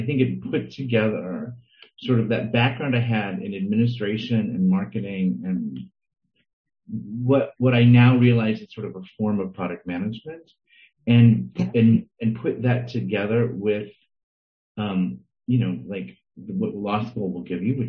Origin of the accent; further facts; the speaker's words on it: New York, United States; also born or lived in St. Louis; because I grew up in New York, but I was born in St. Louis and my parents were, and I spent a lot of my summers there